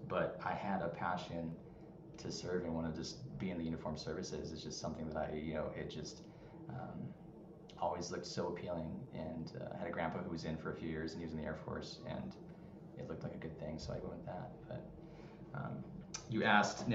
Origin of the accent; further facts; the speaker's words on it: Anaheim, California, United States; moved away; I'm from Anaheim, California. I love it, SoCal